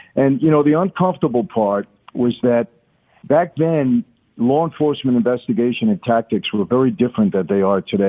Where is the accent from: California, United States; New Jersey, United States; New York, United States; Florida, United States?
New York, United States; Brooklyn; also born or lived in Long Island; when I was a kid growing up in Brooklyn and later Long Island